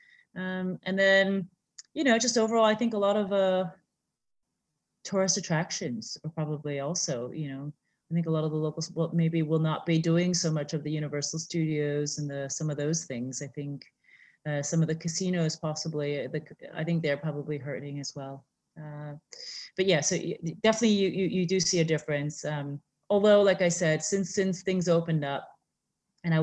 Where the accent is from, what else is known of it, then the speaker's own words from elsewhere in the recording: St. Louis, Missouri, United States; also born or lived in San Francisco, California; now in Singapore; I was born in San Francisco, and I grew up in St. Louis, Missouri.